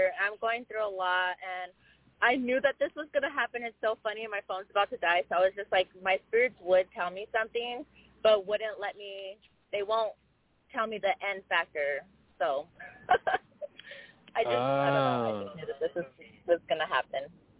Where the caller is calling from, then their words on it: Tucson, Arizona, United States; I'm from Tucson.